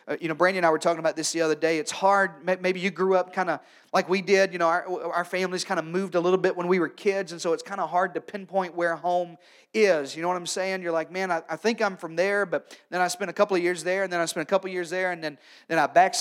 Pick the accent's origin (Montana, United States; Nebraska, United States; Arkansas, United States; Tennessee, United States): Arkansas, United States; moved away; also born or lived in North Carolina; I'm from Arkansas, and then in North Carolina